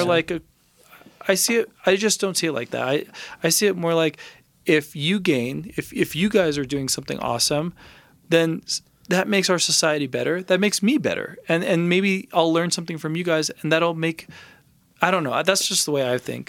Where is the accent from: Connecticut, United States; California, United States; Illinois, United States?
California, United States; Los Angeles; now in Santa Fe, United States; I'm from Los Angeles.